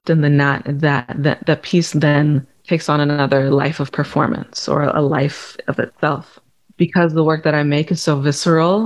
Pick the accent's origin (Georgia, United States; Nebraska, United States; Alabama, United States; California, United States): Nebraska, United States; Omaha; moved away as an adult; also born or lived in Vicksburg, Mississippi / West Memphis, Arkansas; now in London, United Kingdom; growing up in Omaha, I lived a really comfortable life